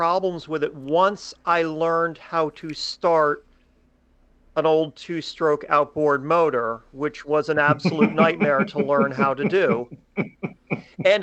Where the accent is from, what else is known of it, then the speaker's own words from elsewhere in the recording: Maryland, United States; also born or lived in Glen Burnie, Maryland; we're from Maryland, always lived in Maryland